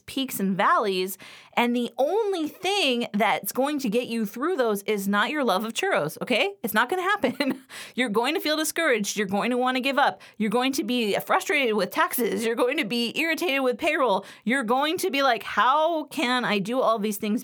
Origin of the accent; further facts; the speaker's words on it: Los Angeles, California, United States; now in Western Pennsylvania, United States; I grew up in Los Angeles